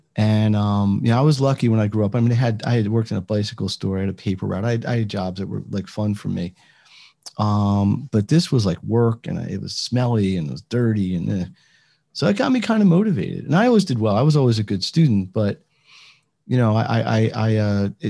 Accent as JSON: {"language": "English", "town": "Philadelphia", "region": "Pennsylvania", "country": "United States", "said": "I'm from Philadelphia"}